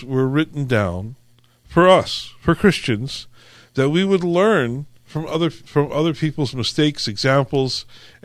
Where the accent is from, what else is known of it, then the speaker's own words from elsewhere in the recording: California, United States; I was born and raised here in California. I've been here all my life